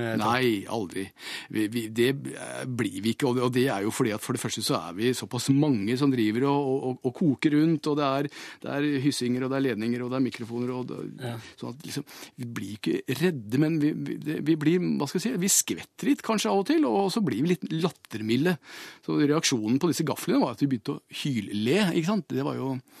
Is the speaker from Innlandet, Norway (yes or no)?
yes; Hamar, Innlandet, Norway; jeg er fra Hamar